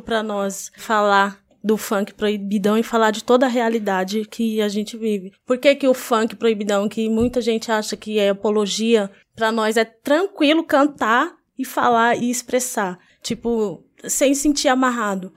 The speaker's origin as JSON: {"language": "Portuguese", "region": "São Paulo", "country": "Brazil", "tie": "born or raised there", "also_born_or_lived": "Jardim São Carlos, Zona Leste, São Paulo", "said": "na comunidade Americanópolis, que foi onde eu cresci, que foi na Zona Sul, depois eu fui para a Zona Leste, no Jardim São Carlos"}